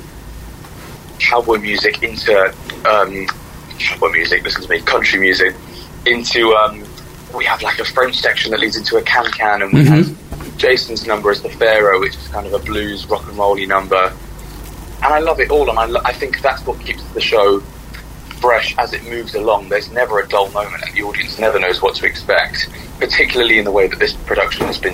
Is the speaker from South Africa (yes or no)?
no; United Kingdom; as British people